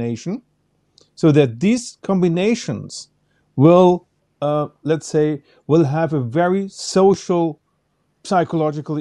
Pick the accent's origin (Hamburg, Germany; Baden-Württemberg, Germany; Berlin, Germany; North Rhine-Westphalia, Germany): North Rhine-Westphalia, Germany; Cologne; moved away as an adult; now in Bavaria, Germany; I was born in Cologne, and I moved to Bavaria because I worked in dowsing and in electrosmog consulting many, many years ago.